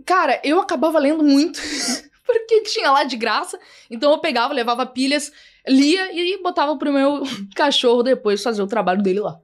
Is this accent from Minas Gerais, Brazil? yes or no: no; Porto Alegre, Rio Grande do Sul, Brazil; moved away as an adult; now in São Paulo, Brazil; quando eu ainda morava lá em Porto Alegre, no Rio Grande do Sul, eu não sou aqui de São Paulo